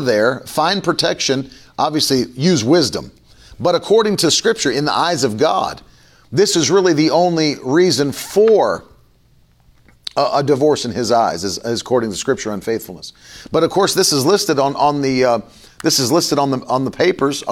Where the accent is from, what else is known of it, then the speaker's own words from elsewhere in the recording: West Virginia, United States; I grew up in West Virginia.